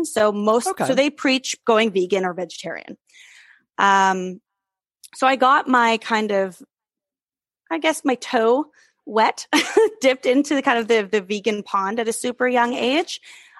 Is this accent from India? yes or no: no; Germany; I grew up in Europe, spent a lot of time as a kid in Europe. So my kind of food landscape was very vast and very close by. I grew up in Germany.